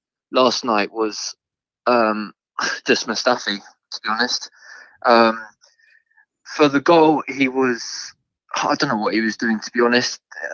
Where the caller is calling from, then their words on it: South East England, United Kingdom; I'm from Surrey.